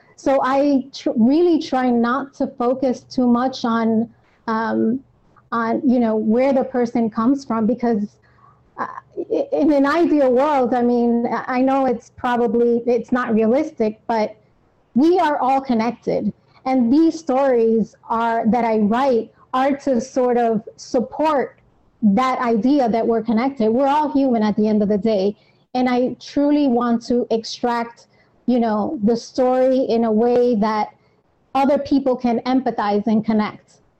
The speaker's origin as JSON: {"language": "English", "region": "New York", "country": "United States", "tie": "born or raised there", "said": "I am born and raised in New York."}